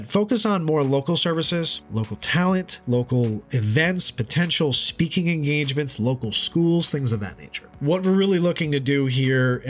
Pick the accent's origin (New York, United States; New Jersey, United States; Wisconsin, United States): New York, United States; Hudson Valley, upstate; I'm originally from the Hudson Valley area in upstate New York